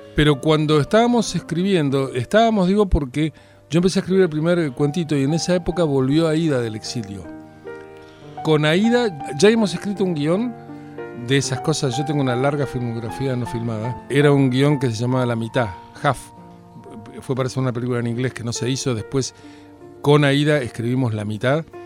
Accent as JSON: {"language": "Spanish", "region": "Buenos Aires", "country": "Argentina", "tie": "born or raised there", "said": "Yo soy de Floresta"}